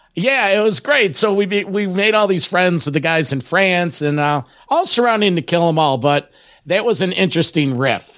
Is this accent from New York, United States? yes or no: yes; Rochester, New York, United States; my hometown of Rochester, New York.